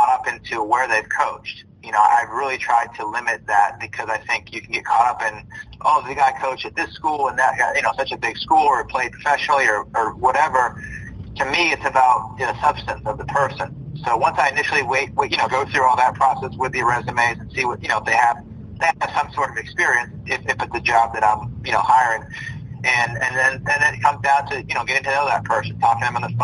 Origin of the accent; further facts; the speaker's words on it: Maine, United States; moved away; growing up in Maine, we grew up with cold weather